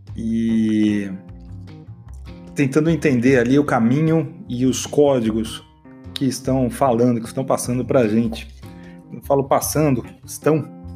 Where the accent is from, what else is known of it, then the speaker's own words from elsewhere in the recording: Brazil; como um bom brasileiro